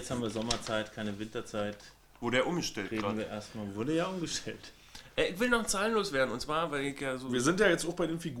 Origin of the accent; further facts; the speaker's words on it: Berlin, Germany; Also ich als Berliner